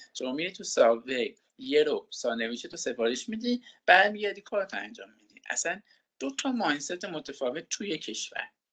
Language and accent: Persian; Iran; moved away as an adult; also born or lived in Canada; ما با این بینظمی تو ایران بزرگ شدیم